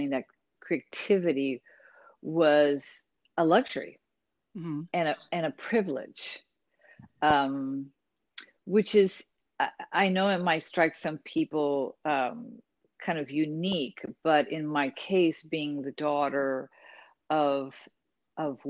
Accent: Cleveland, Ohio, United States; also born or lived in Puerto Rico; I was born in the Midwest

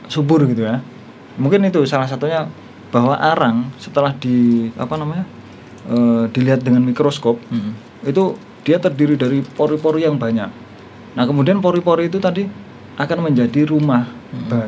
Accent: Sekadau, West Kalimantan, Indonesia; Oh, saya asal Sekadau.

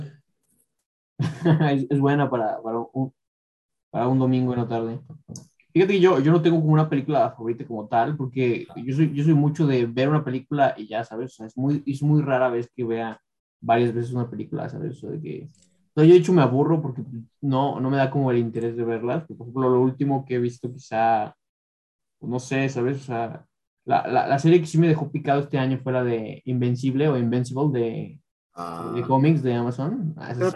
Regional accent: Mexico City, Mexico; now in Ecatepec, Mexico; yo también soy de la Ciudad de México

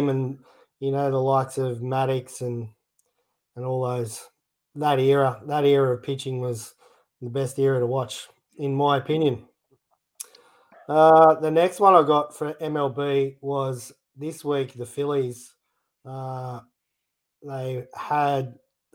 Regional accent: Australia; us Aussies

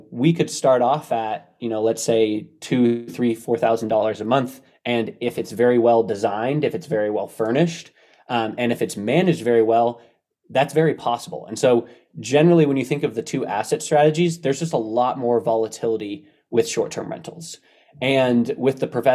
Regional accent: Bay Area, California, United States; I grew up in the Bay Area

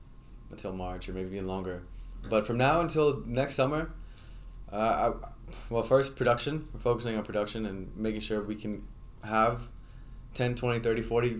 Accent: Netherlands; now in Boston, United States; I grew up myself in Holland, so Holland is, one of my life goals is to go back to Holland on an entrepreneur visa

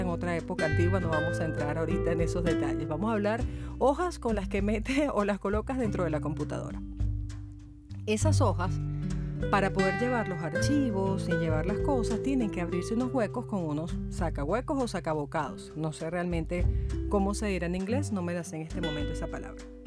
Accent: Venezuela; moved away; yo soy abogada en la vida real, en mi país Venezuela

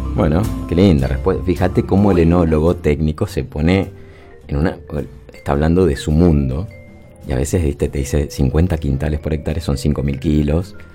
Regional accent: Mendoza, Argentina; somos mendocinos

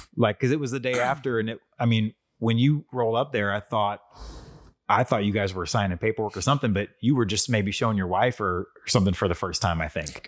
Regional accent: North County, Missouri, United States; I grew up in North County.

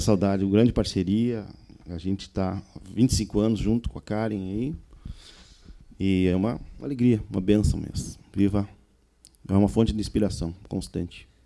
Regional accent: on the banks of the Uruguay River, Rio Grande do Sul, Brazil; Tivemos sorte lá de nascer na fronteira, na beira do Rio Uruguai, com essa influência do vento minuano ali, de um sotaque da Argentina, do Uruguai

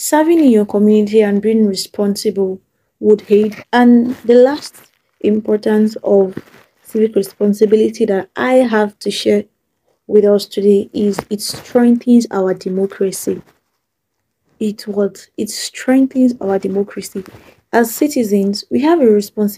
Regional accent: Nigeria; As Nigerian teenagers and young adults

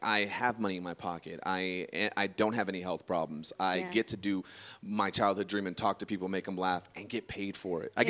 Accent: Sacramento, California, United States; I'm from Sacramento. I am not from San Francisco.

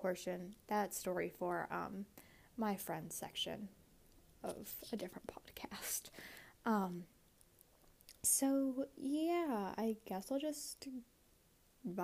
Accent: United States; I am Asian American

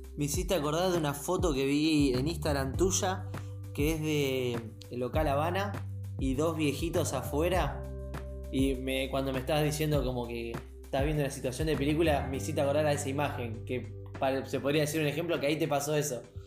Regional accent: Mar del Plata, Buenos Aires Province, Argentina; soy de Mar del Plata

